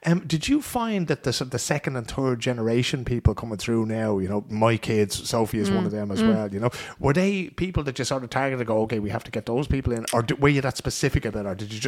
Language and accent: English; Ireland; Because as Irish people, we just sit down there and go, yeah, okay, two people, but we have an organisation.